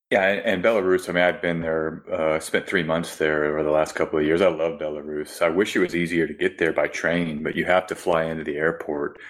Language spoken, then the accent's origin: English; United States; as an American